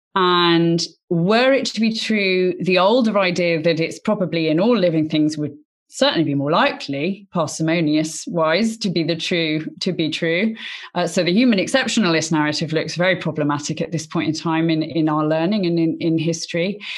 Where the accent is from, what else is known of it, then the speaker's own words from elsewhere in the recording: Oxford, South East England, United Kingdom; I was born in Oxford and went to Oxford University